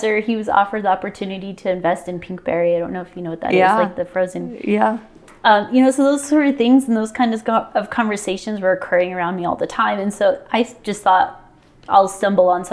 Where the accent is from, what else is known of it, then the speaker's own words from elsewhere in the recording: Phoenix, Arizona, United States; moved away as an adult; also born or lived in Denver, Colorado / Los Angeles, California; now in Idaho Falls, United States; I grew up in Phoenix for the better part of 20 years